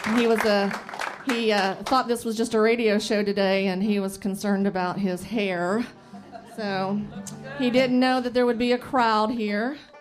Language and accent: English; Bloomington, Indiana, United States; I'm from Bloomington, so I was born and raised here in Bloomington, and still live in Bloomington.